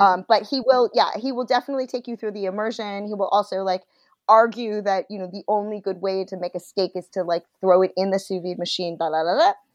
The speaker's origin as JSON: {"language": "English", "country": "United States"}